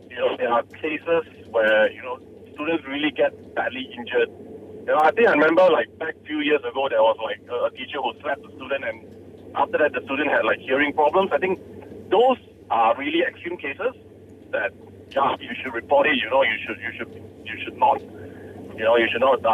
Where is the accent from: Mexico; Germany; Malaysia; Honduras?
Malaysia; growing up in Malaysia, or Asia society